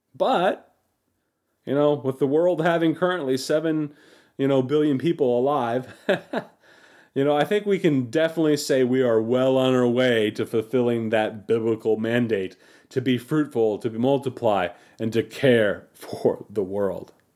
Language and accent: English; United States; as American Christians